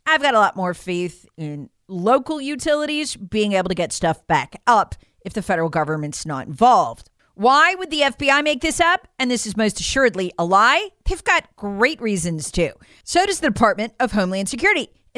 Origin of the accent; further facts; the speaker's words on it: North Carolina, United States; I grew up in North Carolina.